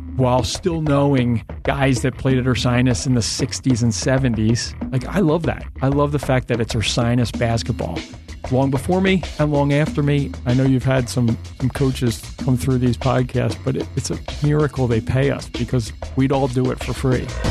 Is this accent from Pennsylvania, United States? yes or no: yes; Philadelphia, Pennsylvania, United States; growing up in Philly